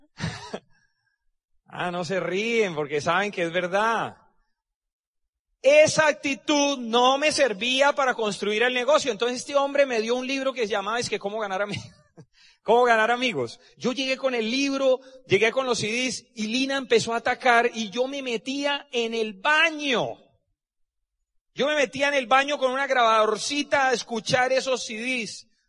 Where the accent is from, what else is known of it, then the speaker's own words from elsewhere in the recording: Cúcuta, Norte de Santander, Colombia; moved away as an adult; also born or lived in Barranquilla / Medellín; Yo soy de Cúcuta, Y me fui a estudiar a Barranquilla, hice el internado en Medellín